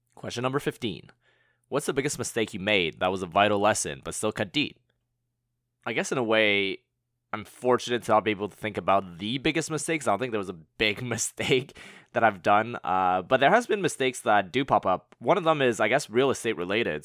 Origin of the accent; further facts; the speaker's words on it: Montreal, Quebec, Canada; moved away as an adult; also born or lived in Hong Kong / London; now in Bay Area, United States; I was born and raised in Montreal